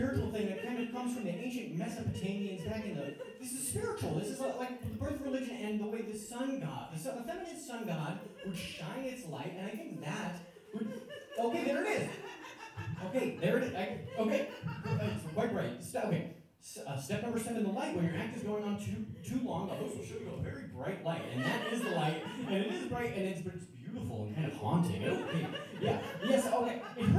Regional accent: Syracuse, New York, United States; I'm from Syracuse, New York

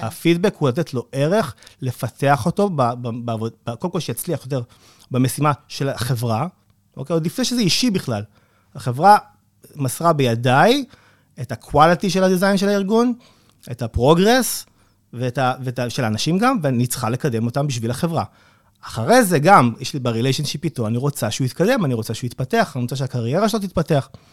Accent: Israel; אנחנו ישראלים

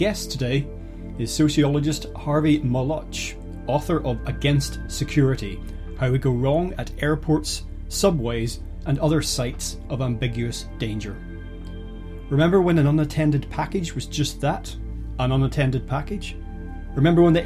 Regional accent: Northern Ireland, United Kingdom; I grew up in Northern Ireland, which was a really quite violent place throughout the 70s and most of the 80s

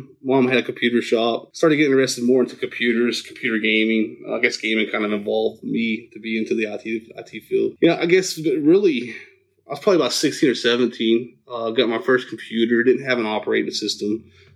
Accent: Huntington, West Virginia, United States; I grew up in Huntington, West Virginia

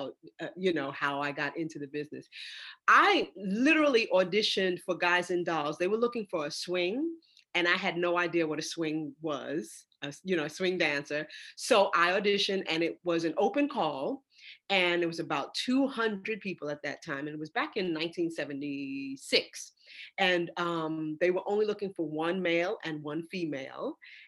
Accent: New York, United States; I'm from New York, so I've been in New York all my life

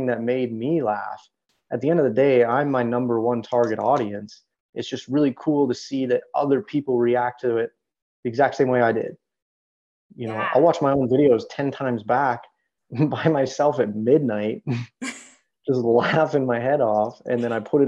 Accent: Canada; moved away as an adult; also born or lived in United States; especially as a Canadian in the United States

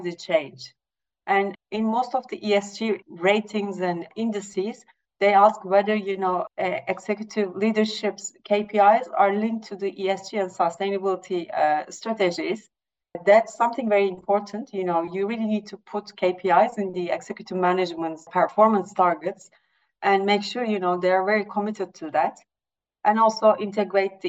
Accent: Turkey; I'm from Turkey, coming from an emerging market.

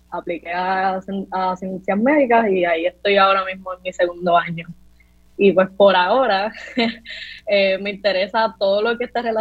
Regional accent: Juncos, Puerto Rico; also born or lived in Caguas; Bueno, pues yo eh, nací en Cagua y me crié en Junco y estudié

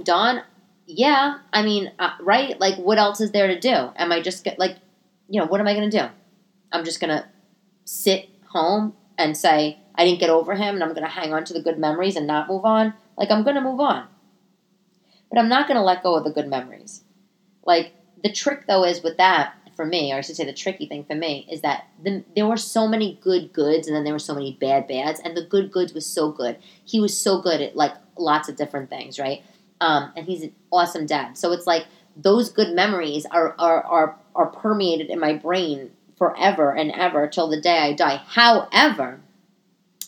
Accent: New York, United States; also born or lived in Italy; I'm Italian, you know, born and raised in New York.

